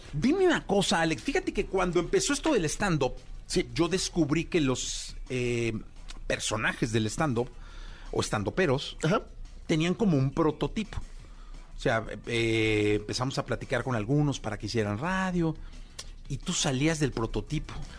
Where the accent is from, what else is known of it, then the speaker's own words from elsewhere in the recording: Guadalajara, Jalisco, Mexico; soy de Guadalajara